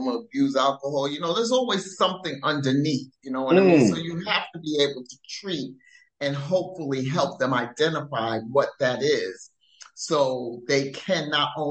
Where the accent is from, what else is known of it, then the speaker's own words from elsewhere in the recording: New York, United States; accent: New York; I'm from New York.